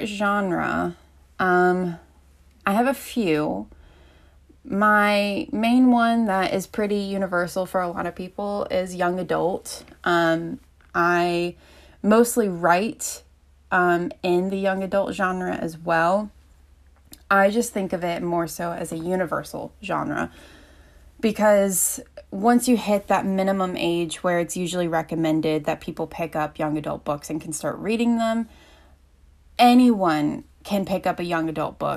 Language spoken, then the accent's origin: English; Asheville, North Carolina, United States; I'm from Asheville, North Carolina, so I'm kind of from a good area within Southern Appalachia